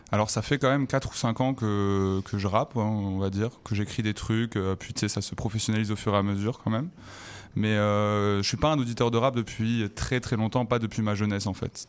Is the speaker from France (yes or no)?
yes; Toulouse, Occitania, France; moved away as an adult; now in Montreal, Canada; je viens de Toulouse, sinon avant en France